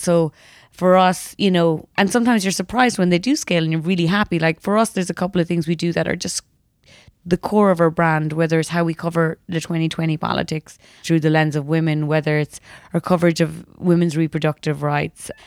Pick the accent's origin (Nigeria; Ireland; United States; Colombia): Ireland; I grew up in Ireland in the nineties